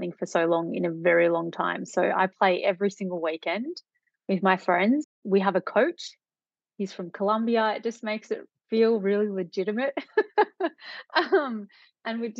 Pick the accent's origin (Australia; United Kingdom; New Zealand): Australia; Melbourne, Victoria; I grew up in Melbourne, born and bred, been here most of my life